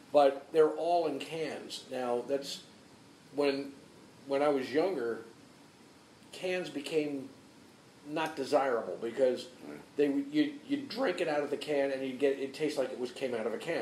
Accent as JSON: {"language": "English", "region": "New Jersey", "country": "United States", "tie": "born or raised there", "said": "I grew up in New Jersey"}